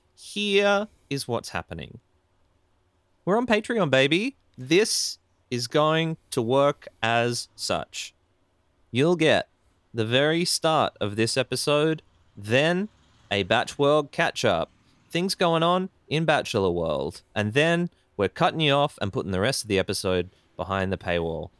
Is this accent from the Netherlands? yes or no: no; Ballina, New South Wales, Australia; I used to work in, in Byron for a long time. I come from Ballina.